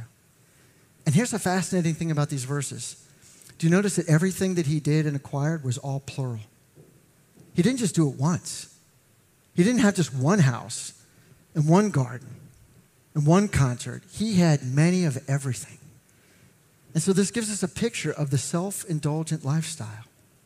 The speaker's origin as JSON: {"language": "English", "town": "McLean", "region": "Virginia", "country": "United States", "tie": "born or raised there", "said": "I grew up in McLean"}